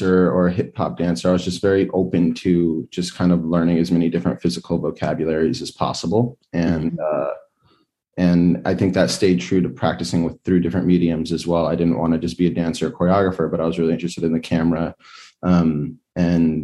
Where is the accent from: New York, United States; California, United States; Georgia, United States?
California, United States; Los Angeles; I grew up in Los Angeles, so I'd skateboard down to the Venice Beach Boardwalk